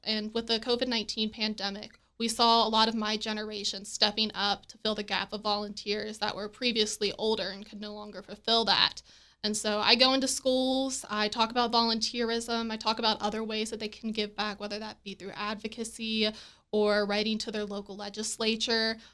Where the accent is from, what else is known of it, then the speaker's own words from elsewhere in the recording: Berkeley County, West Virginia, United States; moved away as an adult; also born or lived in Alabama; I'm originally from Berkeley County